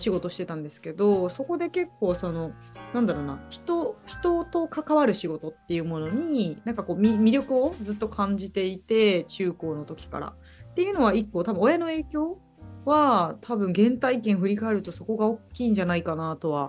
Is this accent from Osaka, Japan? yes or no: no; Sendai, Miyagi, Japan; 今日は宮城県の仙台市から参りました。